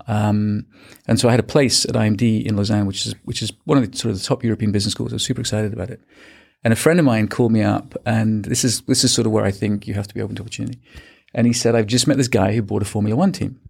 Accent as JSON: {"language": "English", "area": "small town outside of Manchester", "region": "North West England", "country": "United Kingdom", "tie": "born or raised there", "also_born_or_lived": "Birmingham, United Kingdom / Australia / Hong Kong", "moved": "as an adult", "said": "grew up in the U K, um, in a, in a small town outside of Manchester"}